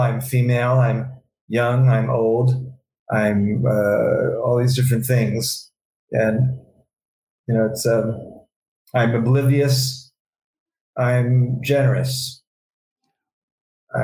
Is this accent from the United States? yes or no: yes; New York City, New York, United States; I was from New York City